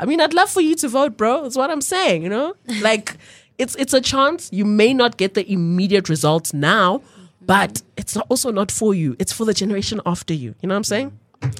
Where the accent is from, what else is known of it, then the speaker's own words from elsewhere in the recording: South Africa; just as a South African citizen, what I can say is, what is the best and most efficient way for you to make immediate change in your immediate environment?